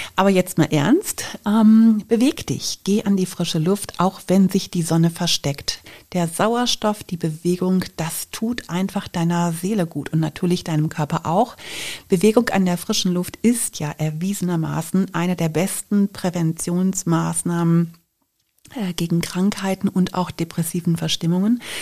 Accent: Germany; bei uns in Deutschland

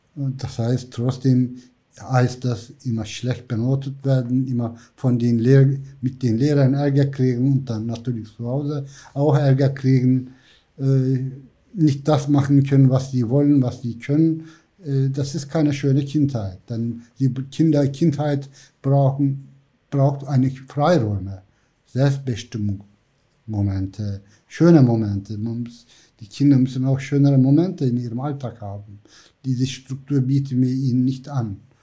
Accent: Black Sea coast, Black Sea Region, Turkey; German is a second language; moved away as an adult; also born or lived in Istanbul / Ankara; now in Hamburg, Germany; ich bin am Schwarzen Meer aufgewachsen

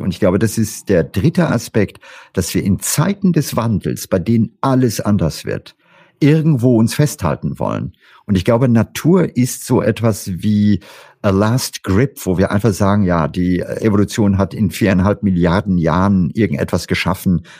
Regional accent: India; moved away; ich habe meine Kindheit in Indien verlebt

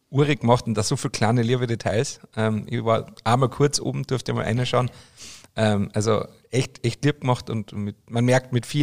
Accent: Austria; für mich als Österreicher, der mitten aus dem Berg kommt

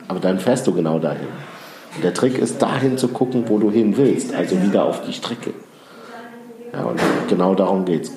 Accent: Düren, North Rhine-Westphalia, Germany; ich bin ja in Düren im Rheinland geboren

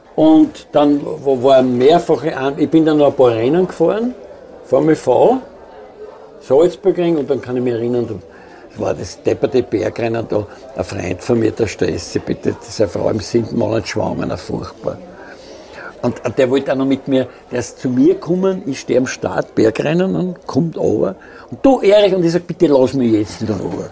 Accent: Austria; ich bin aus Österreich

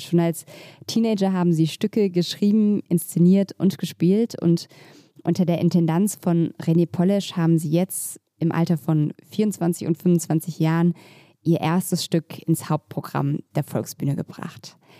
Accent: Berlin, Germany; ich bin in Mitte aufgewachsen

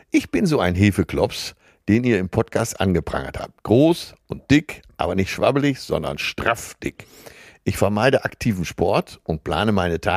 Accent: Rhineland, Germany; Dazu kommt, dass ich als gebürtiger Rheinländer einen gesunden Humor habe, der bei Frauen ankommt.

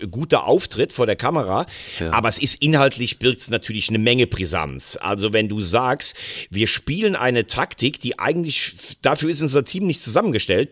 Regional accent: Rhineland-Palatinate, Germany; als gebürtiger Rheinland-Pfälzer

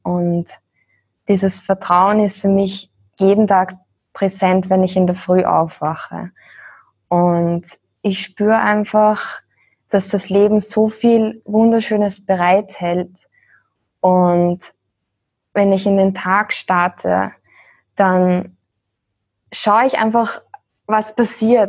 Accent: Austria; moved away as an adult; wir sind aus Österreich in der Nähe von Wien

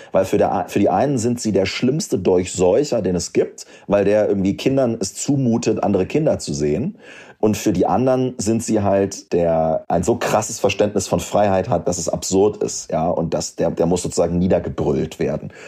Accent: Göttingen, Lower Saxony, Germany; also born or lived in Wolfenbüttel; Ich komme ja aus Göttingen, das ist eine Studentenstadt

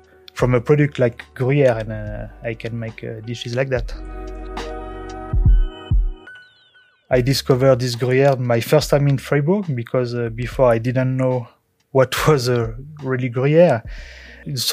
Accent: Périgord, Nouvelle-Aquitaine, France; English is a second language; moved away as an adult; now in Switzerland; I'm French and I'm from France, from Périgord

